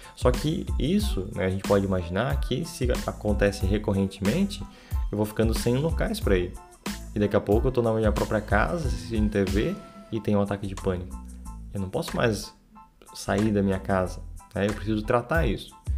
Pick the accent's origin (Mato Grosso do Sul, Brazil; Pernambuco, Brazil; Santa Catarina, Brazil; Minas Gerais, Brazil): Santa Catarina, Brazil; sou de Santa Catarina